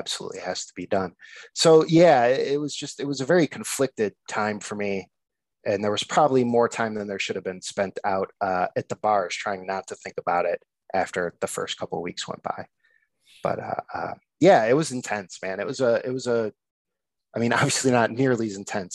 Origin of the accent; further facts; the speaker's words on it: Addison, Illinois, United States; accent: nasal Chicago; now in Chicago, United States; I'm from the burbs of Chicago, actually Addison, but I've been living in the city now for 11, 12 years